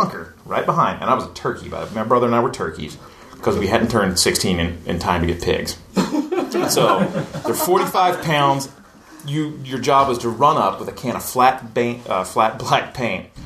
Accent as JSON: {"language": "English", "region": "East Tennessee", "country": "United States", "tie": "born or raised there", "said": "I grew up in East Tennessee, like in the hills and valleys"}